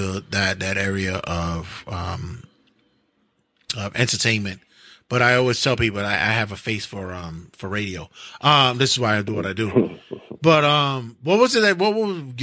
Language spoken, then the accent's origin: English; New York City, New York, United States; Brooklyn, Queens, where we originally come from